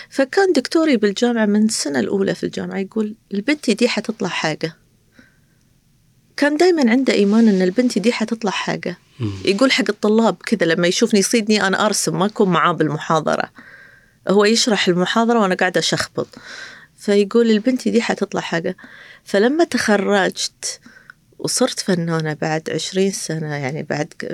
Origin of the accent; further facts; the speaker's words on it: Qatar; أنا ك كابنة قطرية أو كقطرية أروح كتارة أي شيء أطلب من كتارة لا يرد لي طلب